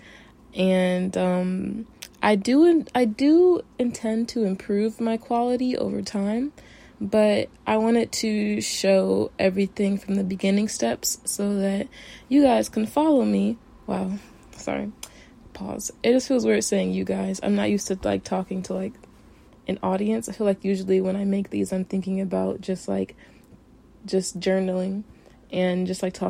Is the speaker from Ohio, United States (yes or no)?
yes; Cleveland, Ohio, United States; also born or lived in Miami, Florida; now in Tokyo, Japan; grew up in Cleveland, Ohio